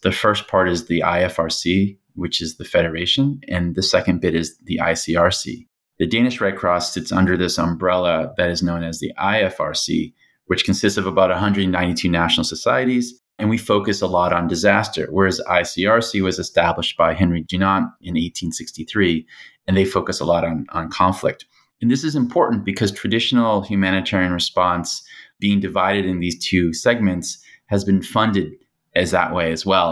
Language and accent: English; United States; moved away as an adult; also born or lived in Hong Kong; being American